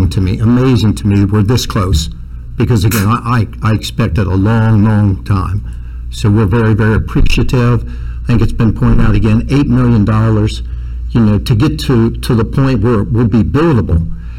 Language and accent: English; Reading, United States; born or raised there